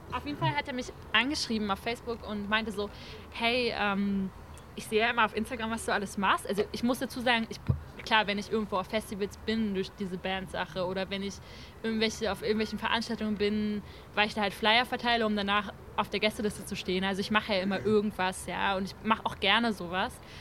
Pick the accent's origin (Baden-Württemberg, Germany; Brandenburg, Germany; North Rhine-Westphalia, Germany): Brandenburg, Germany; also bei uns in Brandenburg hat es an den Lehrern gemangelt.